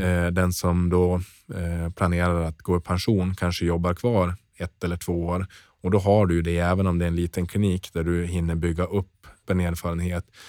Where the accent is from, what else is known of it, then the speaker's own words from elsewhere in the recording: Norrland, Sweden; moved away; also born or lived in southern Sweden; jag är norrlänning och har blivit kvar i södra Sverige